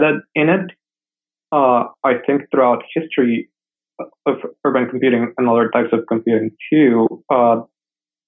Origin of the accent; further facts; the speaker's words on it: Mexico City, Mexico; moved away; I'm from Mexico City originally